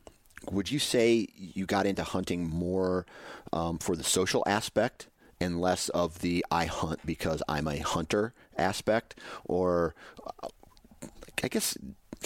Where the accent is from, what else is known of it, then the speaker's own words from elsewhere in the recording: Iowa, United States; growing up in Iowa